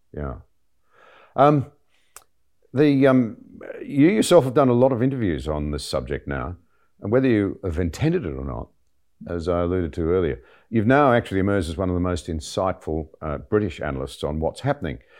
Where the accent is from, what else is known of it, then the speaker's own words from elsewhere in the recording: Australia; as an Australian